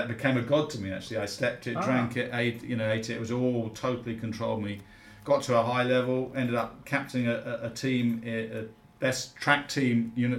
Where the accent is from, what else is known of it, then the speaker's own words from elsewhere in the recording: London, United Kingdom; born there; No, actually from the UK. And Cockney by birth, born in the sound of Bow Bells. I haven't got a Cockney voice, mind you.